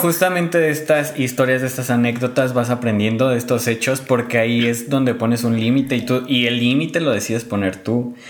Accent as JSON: {"language": "Spanish", "area": "a town near Morelia", "region": "Michoacán", "country": "Mexico", "said": "mi pueblo está a 30 minutos de aquí. Bueno, 40, 40, 50 minutos"}